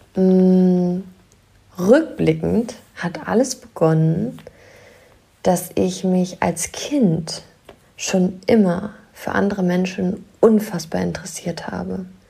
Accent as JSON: {"language": "German", "area": "near Wolfsburg", "region": "Lower Saxony", "country": "Germany", "moved": "yes", "said": "Ich komme aus der Nähe von Wolfsburg."}